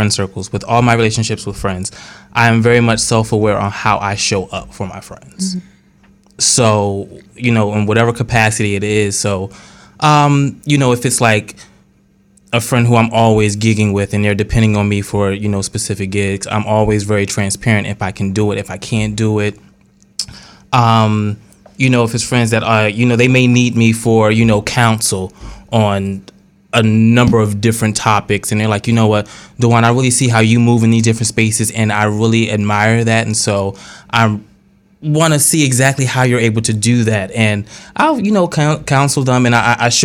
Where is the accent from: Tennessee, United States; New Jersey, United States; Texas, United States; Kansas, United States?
New Jersey, United States; Trenton; I'm from Trenton